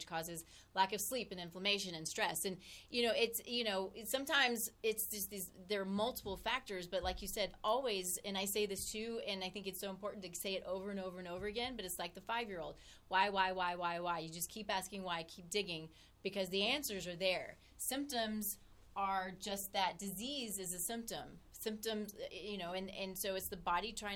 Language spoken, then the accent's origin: English; Texas, United States; moved away; I'm from Texas